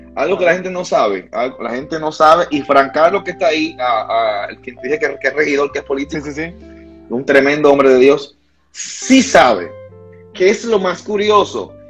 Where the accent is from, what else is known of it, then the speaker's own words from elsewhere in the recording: Santiago de los Caballeros, Santiago, Dominican Republic; Nací en la, en la ciudad de Santiago, República Dominicana, Santiago. Aquí le decimos así, santiaguero pura cepa